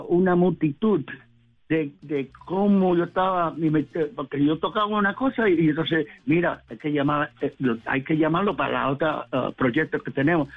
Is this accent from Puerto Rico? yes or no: yes; Puerto Rico; now in New York, United States; siendo puertorriqueño